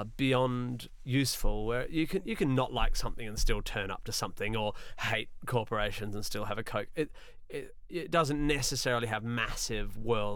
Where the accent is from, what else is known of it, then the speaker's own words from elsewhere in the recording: Australia; moved away as an adult; now in United Kingdom; I grew up in Australia